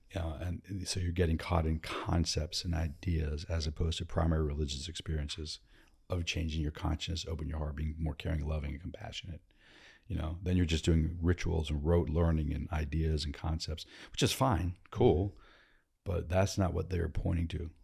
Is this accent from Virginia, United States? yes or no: yes; Northern Virginia, United States; Born and raised in Virginia, Northern Virginia, D C